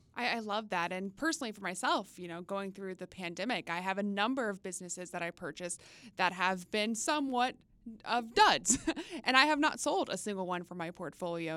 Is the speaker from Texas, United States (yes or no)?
yes; Texas, United States; now in Washington, D.C. area, United States; quintessential summer growing up in Texas